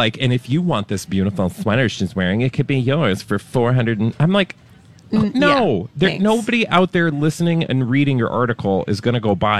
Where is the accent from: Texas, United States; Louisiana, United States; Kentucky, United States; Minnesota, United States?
Minnesota, United States; I'm Minnesotan.